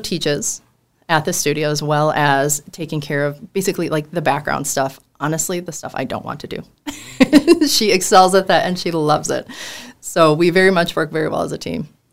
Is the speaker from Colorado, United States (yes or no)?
no; Mandan, North Dakota, United States; we're all from Mandan